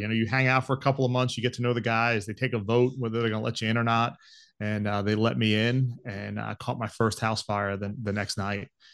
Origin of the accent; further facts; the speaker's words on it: Long Island, New York, United States; moved away as an adult; also born or lived in Georgia; I grew up on Long Island